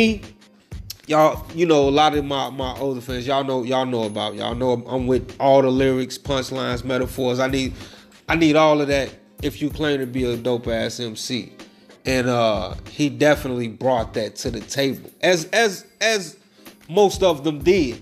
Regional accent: Chicago, Illinois, United States; Chicago, my hometown

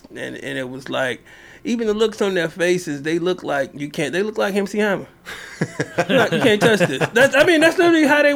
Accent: Louisiana, United States; moved away; I'm from Louisiana

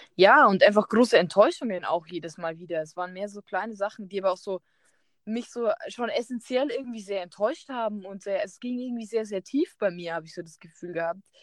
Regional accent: Germany; moved away; also born or lived in Peru; ich bin Deutsche

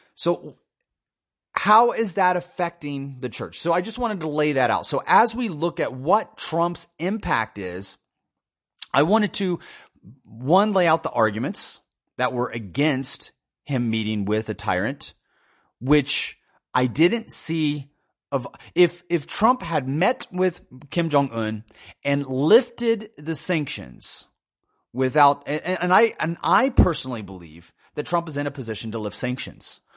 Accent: United States; born and raised in America

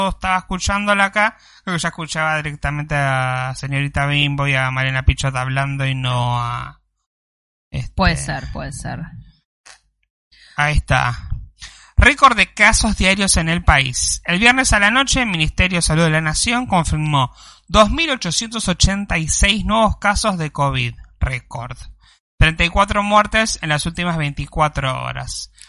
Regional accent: Rosario, Santa Fe, Argentina; Soy de Rosario, qué Córdoba.

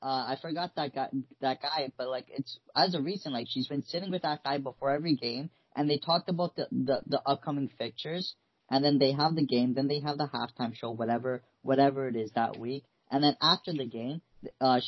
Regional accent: Canada; since we're Canadian

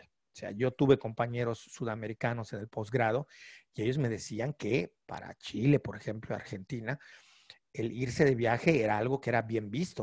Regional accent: Yucatán, Mexico; que somos de Yucatán

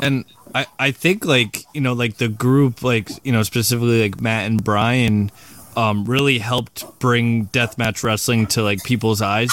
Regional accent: Australia; I was born in Australia

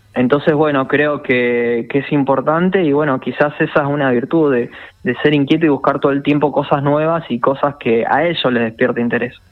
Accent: San Carlos de Bariloche, Río Negro, Argentina; also born or lived in Buenos Aires; yo soy de Bariloche, viví acá en Buenos Aires

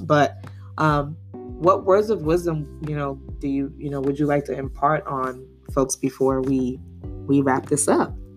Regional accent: New York City, New York, United States; born and raised in Brooklyn

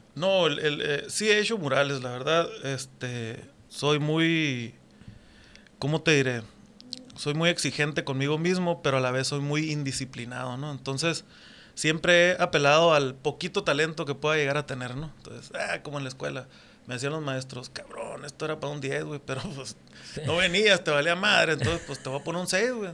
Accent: Puerto Peñasco, Sonora, Mexico; moved away as an adult; also born or lived in Mexicali, Baja California; yo soy de Puerto Peñasco, mis abuelos este llegaron de otras ciudades

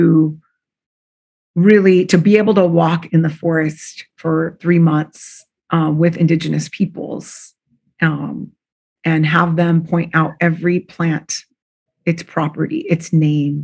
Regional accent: Southern California, United States; also born or lived in Mexico (family); now in San Francisco Bay Area, United States; I grew up in Southern California

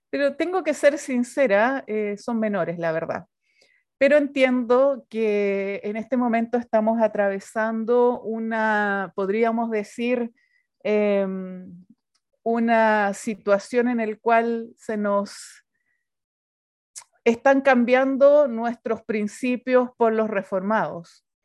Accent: Chile; Soy chilena. Eh, tenemos un acento un poco distinto a los demás países porque hablamos muy rápido, aunque yo estoy muy peruanizada porque soy misionera peruana

